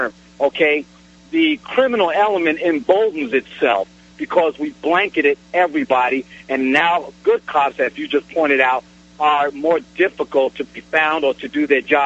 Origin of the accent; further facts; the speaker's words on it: New York City, New York, United States; I'm from Brooklyn, New York.